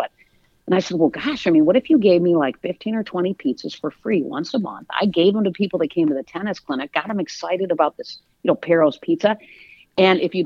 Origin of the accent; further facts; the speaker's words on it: East Lansing, Michigan, United States; moved away as an adult; also born or lived in Atlanta; I grew up in East Lansing, and then went to Michigan State